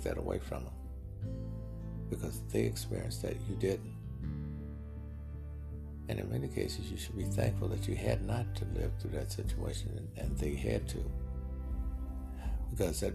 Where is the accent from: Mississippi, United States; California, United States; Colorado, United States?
Mississippi, United States; moved away; also born or lived in Los Angeles; I'm from Mississippi, and I knew people who ate clay dirt when there was nothing to eat